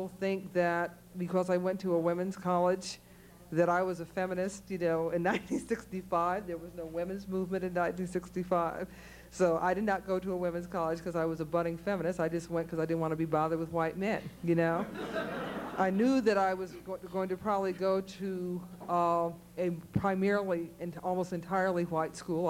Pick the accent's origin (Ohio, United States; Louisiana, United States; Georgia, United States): Ohio, United States; Cleveland; moved away; I grew up in Cleveland, Ohio, which I wanted to get out of desperately